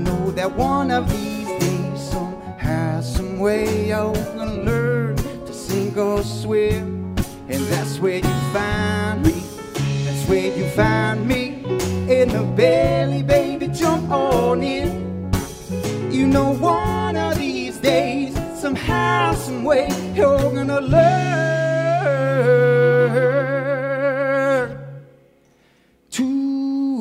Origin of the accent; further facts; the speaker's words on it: Philadelphia, Pennsylvania, United States; I'm from Philadelphia.